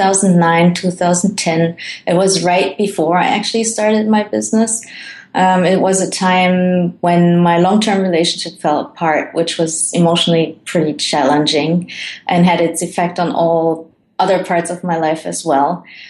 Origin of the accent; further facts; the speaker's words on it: Germany; moved away; also born or lived in Colombia; I was born in Colombia, and then I was adopted by my parents, who are Dutch. So I have the Dutch nationality, and then grew up in Germany, and now I travel the world